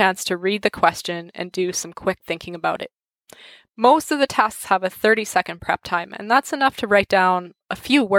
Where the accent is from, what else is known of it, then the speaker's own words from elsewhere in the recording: Canada; accent: English-Canadian; first language English; the way most of us Canadians learn French